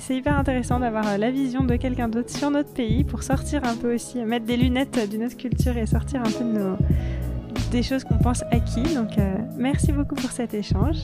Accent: France; en grandissant en France

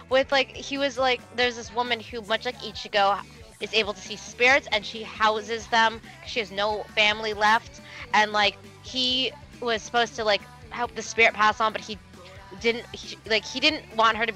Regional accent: United States; I am from the Maryland, D.C., Virginia area.

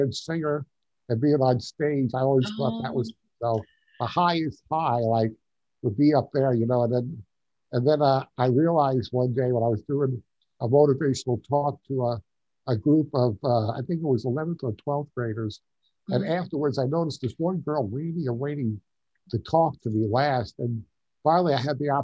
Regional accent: Long Island, New York, United States; moved away as an adult; now in Tucson, United States; I grew up on Long Island. Okay. I'm a New Yorker.

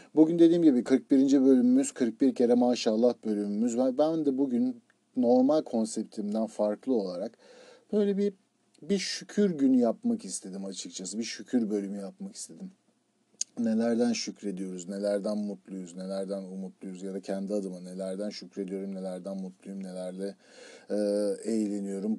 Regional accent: Turkey; moved away as an adult; also born or lived in Izmir / Istanbul / United States; Türkiye'de doğduk, Türkiye'de yaşıyoruz

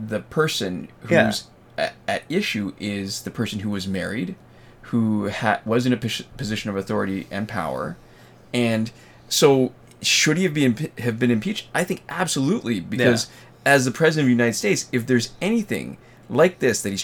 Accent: Canada; We are Canadian

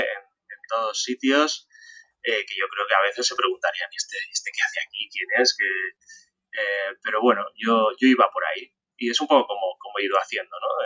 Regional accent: Madrid, Community of Madrid, Spain; En Madrid, que es de donde yo soy, yo nací, yo nací en Madrid

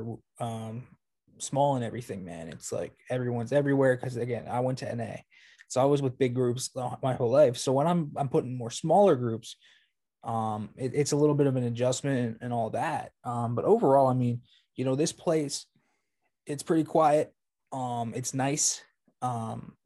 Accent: McCandless, Pennsylvania, United States; So I lived out here in the suburbs of Pittsburgh, north. I lived in McCandless

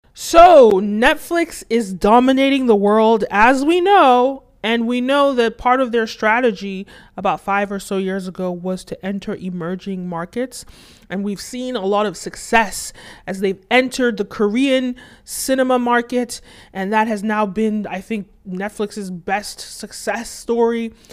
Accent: Nigeria; I'm originally from Nigeria

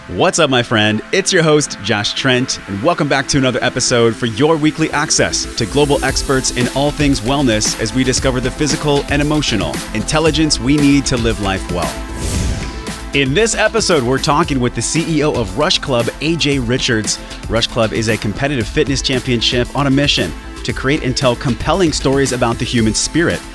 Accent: San Diego, California, United States; here from my hometown in San Diego

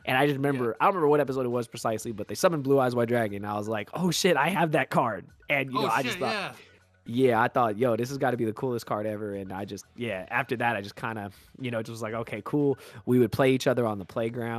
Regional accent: Bay Area, Northern California, United States; I was born and raised in the Bay Area, so in Northern California

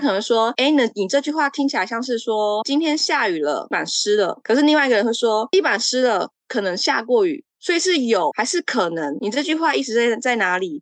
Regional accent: Taiwan; moved away as an adult; now in Czech Republic; 我从台湾来

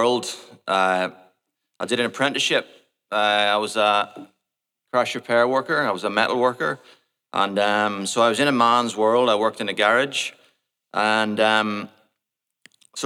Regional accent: Portadown, Northern Ireland, United Kingdom; moved away; also born or lived in Port Noarlunga, Australia; I was born in Portadown, which is a town in the north of Ireland, in 1973.

